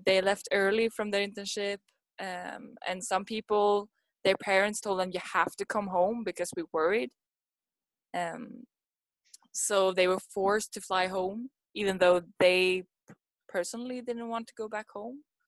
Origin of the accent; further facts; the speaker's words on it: Sweden; moved away as an adult; now in Kawasaki, Japan; i'm from sweden i grew up in sweden but i'm in japan because i'm here for an internship so i live in uh, kawasaki at the moment